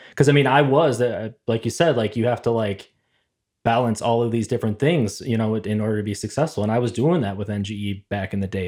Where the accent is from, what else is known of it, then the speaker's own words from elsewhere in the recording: Plymouth, Minnesota, United States; also born or lived in Ventura, California; as a kid, I moved from California to Minnesota